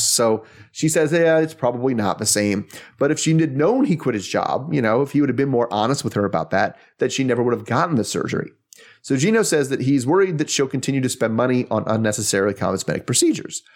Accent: the East, East Coast, United States; I'm from the East

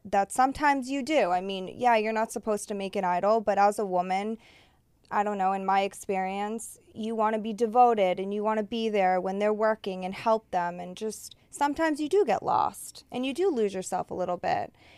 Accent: Massachusetts, United States; now in Los Angeles, United States; I'm from Massachusetts

